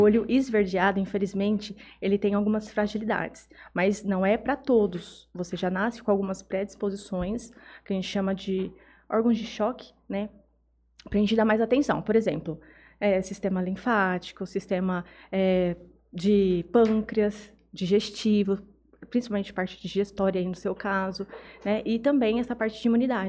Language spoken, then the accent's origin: Portuguese; Jales, São Paulo, Brazil; also born or lived in Estrela da Barra, Minas Gerais, Brazil; eu nasci em Jales, mas eu fui criada numa vilinha é, chamada Estrela da Barra